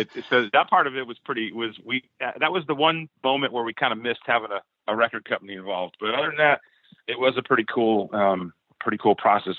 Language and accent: English; Southern California, United States; we're all from Southern California. We all grew up playing in in in, in the clubs around here